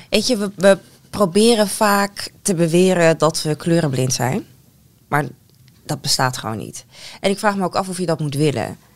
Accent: Netherlands; En dan merk je gewoon wel echt van, ja, ik kom uit Nederland. Ik heb nu eenmaal bepaalde dingen meegekregen.

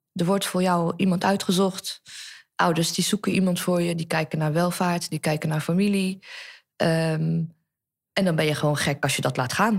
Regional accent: Netherlands; wij zijn hier allemaal geboren in Nederland

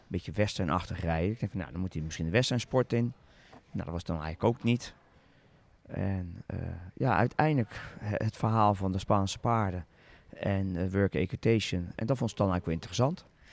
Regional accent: Zoetermeer, South Holland, Netherlands; ik ben opgegroeid in Zoetermeer

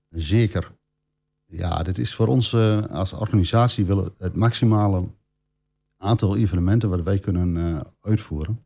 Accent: Oldenzaal, Overijssel, Netherlands; now in Almelo, Netherlands; opgegroeid in Oldenzaal. In 97 eh, naar het mooie Almelo gekomen

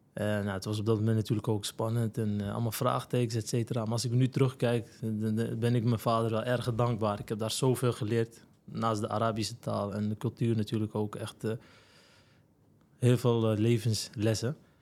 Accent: Alkmaar, North Holland, Netherlands; also born or lived in Morocco; geboren en getogen in Alkmaar, Kaastad

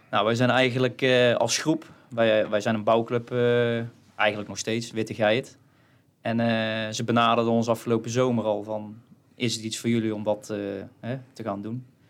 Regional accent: Kruisland, North Brabant, Netherlands; ik kom uit Kruisland

